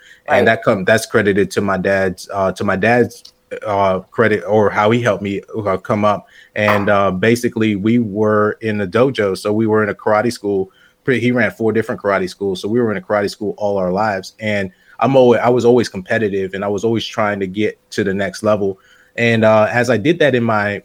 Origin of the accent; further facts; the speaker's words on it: West Palm Beach, Florida, United States; moved away as an adult; also born or lived in New Jersey / Tampa, Florida / St. Petersburg, Florida / Sarasota, Florida; now in Asheville, United States; raised in West Palm Beach